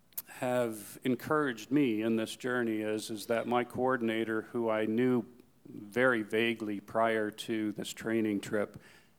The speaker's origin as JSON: {"language": "English", "town": "Newmarket", "region": "Ontario", "country": "Canada", "said": "I said, oh, Newmarket."}